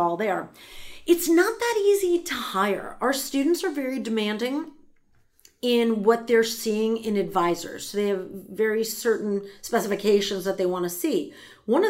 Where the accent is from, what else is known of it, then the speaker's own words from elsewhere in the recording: New York, United States; moved away as an adult; I'm from New York